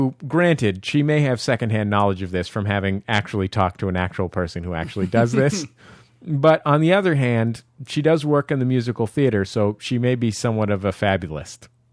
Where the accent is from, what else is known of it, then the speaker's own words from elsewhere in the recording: San Francisco, California, United States; now in Los Angeles, United States; I grew up in the Mission in San Francisco.